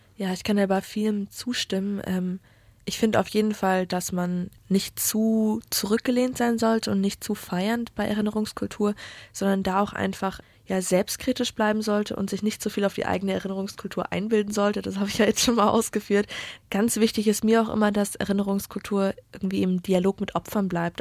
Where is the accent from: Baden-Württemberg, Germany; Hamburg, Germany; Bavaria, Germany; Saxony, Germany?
Bavaria, Germany; Munich; moved away; ich komme ursprünglich aus München